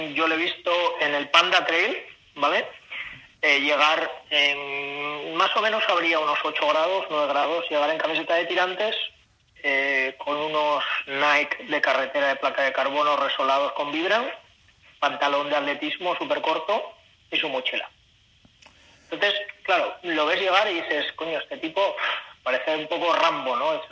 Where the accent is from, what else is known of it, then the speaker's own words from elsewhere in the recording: Asturias, Spain; now in China; en Asturias, ahí en mi tierra